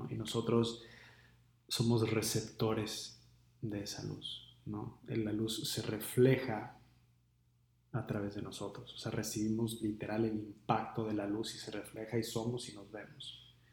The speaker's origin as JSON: {"language": "Spanish", "town": "Seattle", "region": "Washington", "country": "United States", "tie": "born or raised there", "said": "Como crecí en Seattle y vivo en Seattle y mi familia es en Seattle y mis amigos es en Seattle y mi trabajo es en Seattle, entonces pues me tengo que quedar en Seattle."}